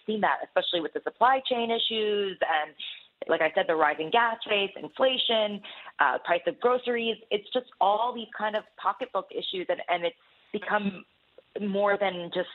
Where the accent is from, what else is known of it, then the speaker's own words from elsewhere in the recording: New Jersey, United States; I'm actually from New Jersey